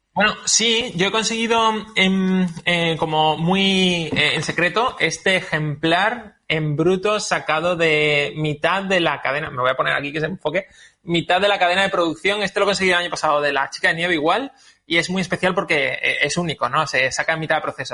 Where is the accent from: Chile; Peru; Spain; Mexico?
Spain; Málaga, Andalusia; yo que soy de Málaga